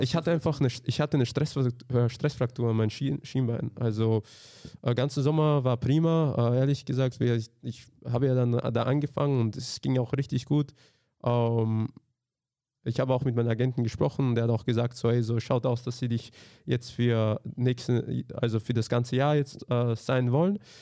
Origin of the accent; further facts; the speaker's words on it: Austria; also born or lived in Slovakia; ich bin halt in Österreich aufgewachsen